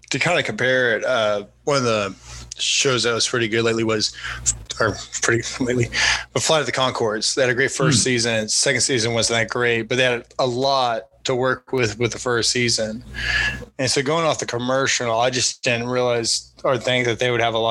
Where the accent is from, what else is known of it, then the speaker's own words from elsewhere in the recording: United States; as an American